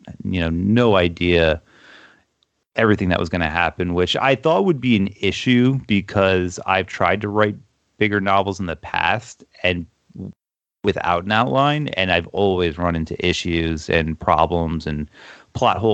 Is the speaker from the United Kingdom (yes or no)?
no; Toms River, New Jersey, United States; My hometown, Toms River, New Jersey, in the 90s, a lot of kids did get sick